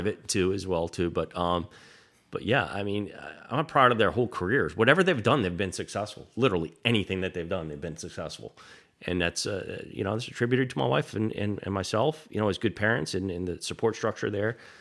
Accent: Smithfield, Rhode Island, United States; when I grew up in Smithfield

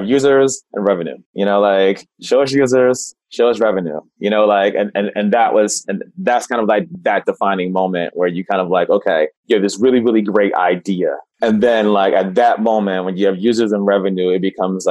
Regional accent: Camden, New Jersey, United States; moved away; also born or lived in Japan; I'm born and raised in Camden, New Jersey, which is right outside of Philadelphia

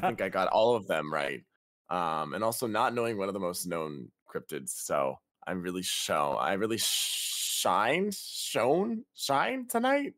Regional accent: Canada; I'm a fake Canadian

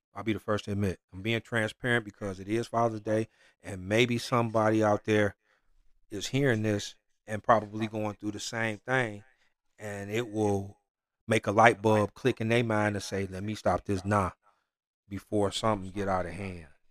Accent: Detroit, Michigan, United States; I'm from Detroit

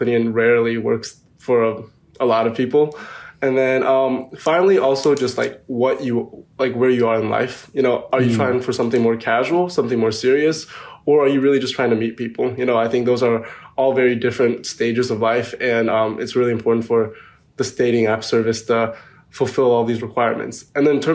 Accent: North Carolina, United States; I'm from North Carolina

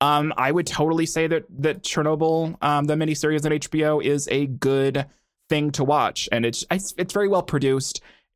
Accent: Washington, United States; born there; My dad worked at a nuclear power plant in the 80s before I was born in Washington.

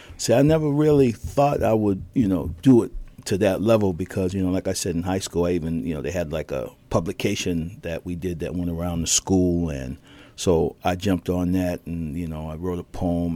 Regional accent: Boston, Massachusetts, United States; I was born in Boston

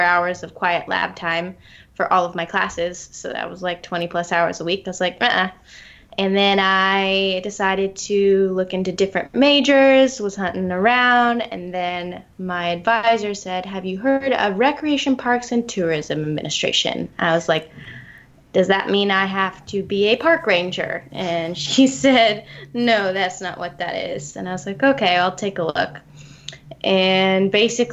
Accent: Ventura, California, United States; moved away as an adult; now in San Luis Obispo, United States; I am from Ventura, California

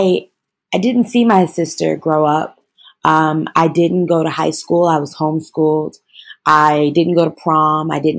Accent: Chicago, Illinois, United States; I'm from Chicago, Illinois

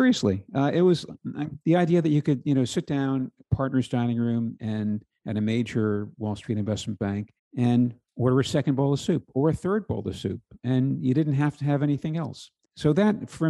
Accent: New Jersey, United States; moved away as an adult; I grew up in New Jersey, went to public schools throughout

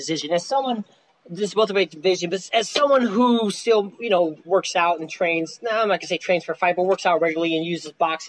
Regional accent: Las Vegas, Nevada, United States; I'm from Vegas

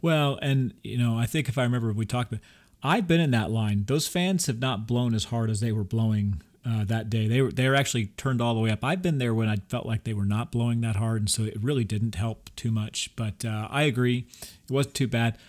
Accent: Texas, United States; we're from Texas

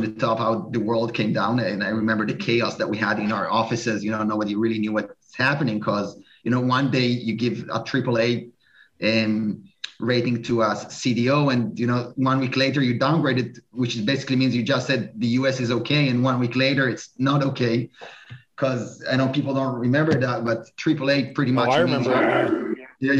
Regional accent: Israel; moved away as an adult; also born or lived in New York; I'm originally from Israel.

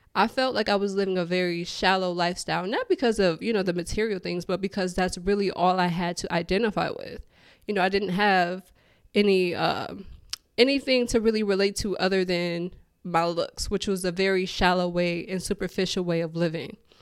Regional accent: Detroit, Michigan, United States; moved away as an adult; also born or lived in Houston, Texas; born and raised in Detroit. That's all I've ever known

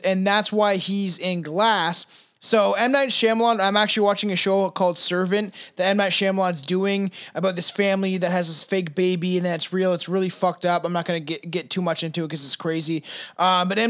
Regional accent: Canada; I'm Canadian

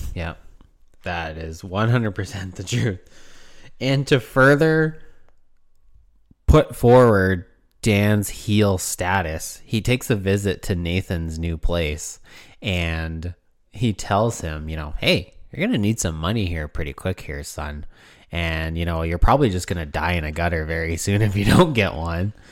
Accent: Canada; we're from Canada

